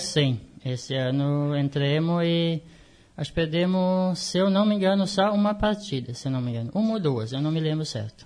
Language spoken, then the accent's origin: Portuguese; Canguçu, Rio Grande do Sul, Brazil; nascido e criado no Canguçu